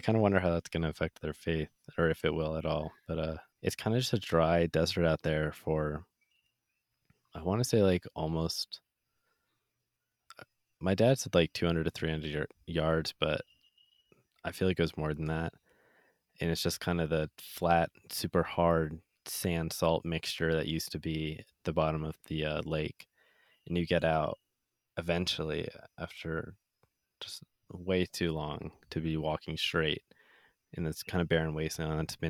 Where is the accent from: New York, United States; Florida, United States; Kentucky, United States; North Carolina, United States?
New York, United States; Rexford; Yeah, we're from Rexford.